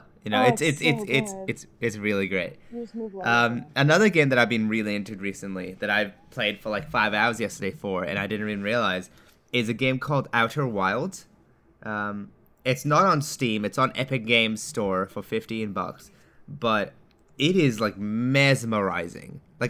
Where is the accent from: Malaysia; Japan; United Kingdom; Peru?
Japan; I grew up in Japan. Like, that's where I grew up